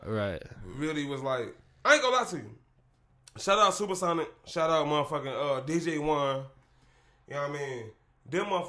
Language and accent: English; Chicago, Illinois, United States; I'm from Chicago